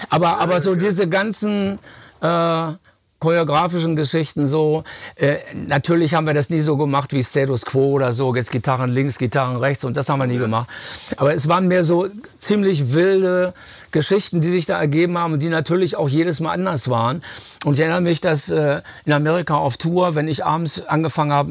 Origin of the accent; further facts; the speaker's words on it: Germany; äh, sagen wir mal, dass man als Deutscher inspiriert wurde, einen Song zu schreiben wie … ist eigentlich nicht verwunderlich. Wir sind aufgewachsen im Kalten Krieg.